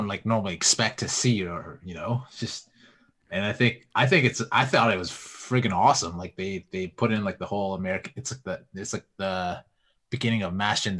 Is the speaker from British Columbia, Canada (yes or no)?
yes; Vancouver, British Columbia, Canada; now in Edmonton, Canada; Like, I grew up in Vancouver, and me being in Edmonton right now